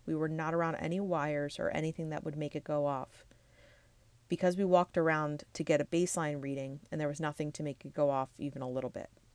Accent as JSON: {"language": "English", "town": "Levittown", "region": "Pennsylvania", "country": "United States", "tie": "born or raised there", "said": "my hometown of Levittown, Pennsylvania"}